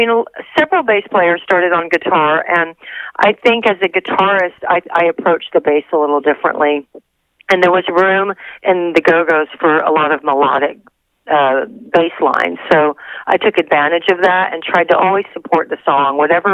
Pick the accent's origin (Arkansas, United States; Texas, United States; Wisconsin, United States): Texas, United States; now in Los Angeles, United States; which was what I moved to Los Angeles for from Texas